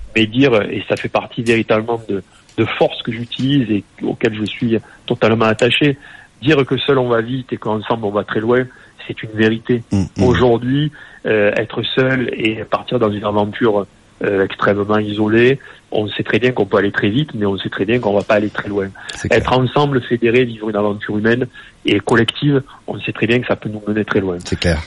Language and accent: French; Nîmes, Occitania, France; je suis né à Nîmes, j'ai 48 ans